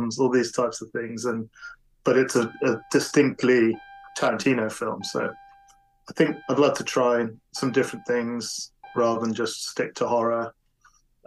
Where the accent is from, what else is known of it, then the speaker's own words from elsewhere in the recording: United Kingdom; I'm British